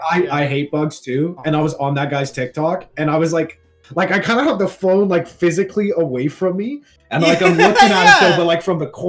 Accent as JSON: {"language": "English", "town": "Toronto", "region": "Ontario", "country": "Canada", "said": "I'm from Toronto"}